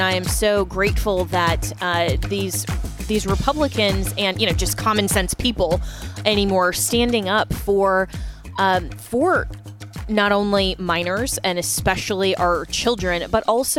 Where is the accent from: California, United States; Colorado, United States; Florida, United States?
Colorado, United States; moved away; this is, of course, my home state where I grew up.